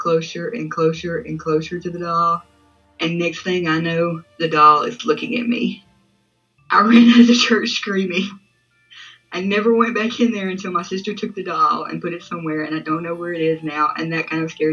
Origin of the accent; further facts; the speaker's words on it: Mississippi, United States; I'm from Mississippi